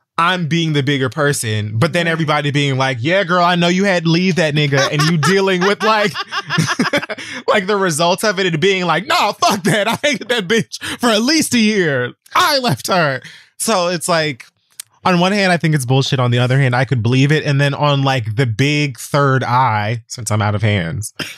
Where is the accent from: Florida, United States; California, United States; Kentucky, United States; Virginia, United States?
Florida, United States; Miami; I'm from Miami like she is